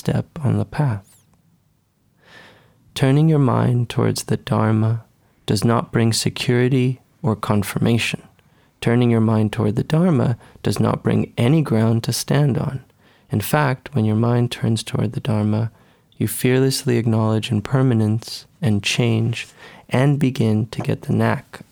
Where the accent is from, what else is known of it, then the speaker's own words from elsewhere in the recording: Caracas, Capital District, Venezuela; also born or lived in East Los Angeles; now in Los Angeles, United States; I grew up in Venezuela, in Caracas, Venezuela